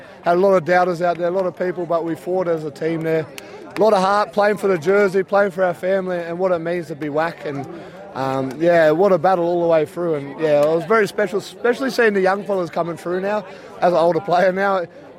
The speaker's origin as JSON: {"language": "English", "town": "Ivanhoe", "region": "New South Wales", "country": "Australia", "said": "I'm from Ivanhoe, Far West"}